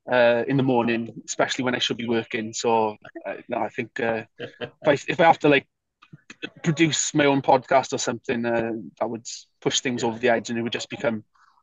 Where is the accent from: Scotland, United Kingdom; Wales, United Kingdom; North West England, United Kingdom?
Wales, United Kingdom; moved away; being a Welsh person away from Wales